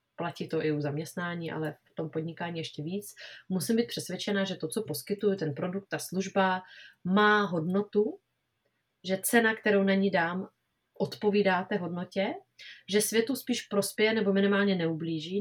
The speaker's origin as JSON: {"language": "Czech", "country": "Czechia", "said": "u nás v Čechách"}